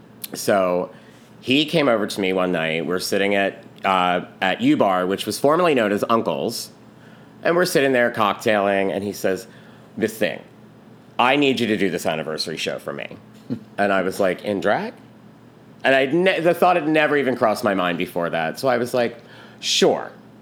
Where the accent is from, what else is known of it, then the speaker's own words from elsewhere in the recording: Philadelphia, Pennsylvania, United States; I am born and raised in Philadelphia. I grew up in Northeast Philly.